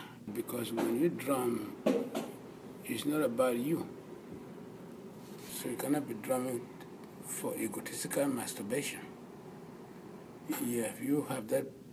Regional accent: Cameroon; I am from Cameroon, which is Central or West Africa

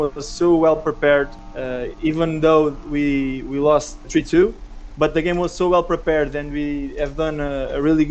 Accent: near Lisbon, Portugal; I'm from Portugal, from Lisbon, small town near to Lisbon

